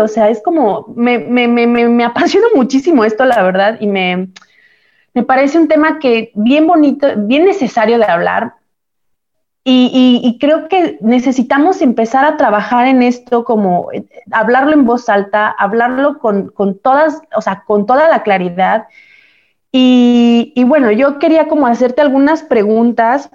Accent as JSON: {"language": "Spanish", "country": "Mexico", "moved": "as an adult", "lives_now": "Italy", "said": "Nosotros que venimos de México a Europa, a Italia"}